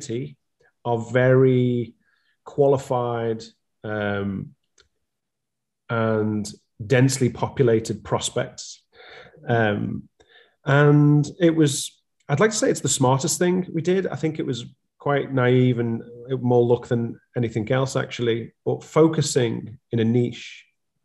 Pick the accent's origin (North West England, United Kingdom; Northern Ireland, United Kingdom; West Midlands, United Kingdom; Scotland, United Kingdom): North West England, United Kingdom; Liverpool; So I'm a Scouser at heart, and that is, I'm coming from Liverpool, which we say is the center of the universe.